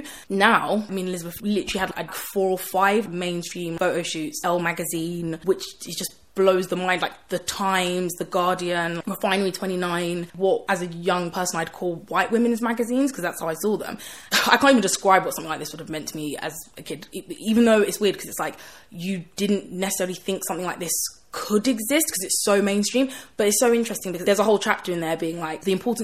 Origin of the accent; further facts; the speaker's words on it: Croydon, London, United Kingdom; also born or lived in Canning Town, East London; I grew up in Croydon, a really black area.